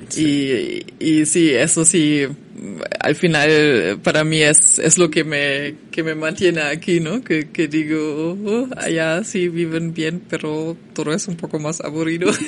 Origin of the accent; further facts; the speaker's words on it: Germany; Spanish is a second language; moved away as an adult; now in Mexico; como estudiante alemana